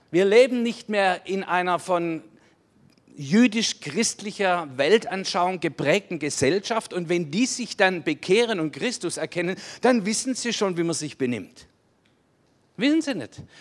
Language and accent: German; Baden-Württemberg, Germany; Und dann so eine Lebensführung, dass man sagt, das graust einem als Schwabe.